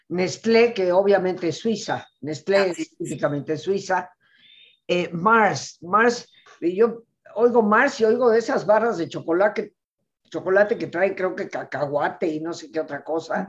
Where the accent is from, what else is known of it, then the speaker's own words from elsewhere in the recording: Mexico; nosotros como mexicanos